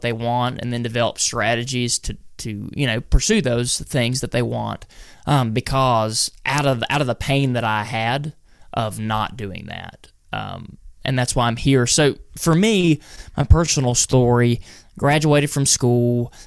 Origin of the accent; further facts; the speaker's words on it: North Carolina, United States; right in the center of North Carolina